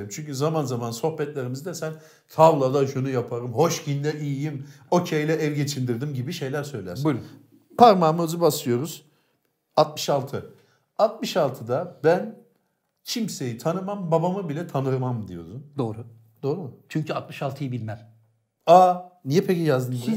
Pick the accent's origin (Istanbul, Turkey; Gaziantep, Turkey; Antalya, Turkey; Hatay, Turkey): Istanbul, Turkey; Cağaloğlu; Biz Cağaloğlu'nda yetiştik. Cağaloğlu'nu evet. bilir misin?